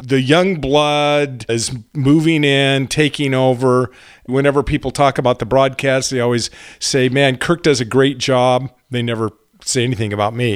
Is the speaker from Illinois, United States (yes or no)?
no; Garden Grove, California, United States; We grew up in Garden Grove. My grandmother lived in Tustin. This was up in Orange County in Southern California